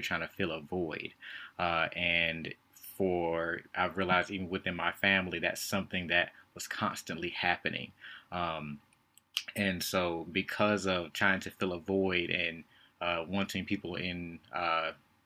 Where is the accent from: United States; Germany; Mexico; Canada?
United States; Winston-Salem, North Carolina; I lived, born and raised in Winston-Salem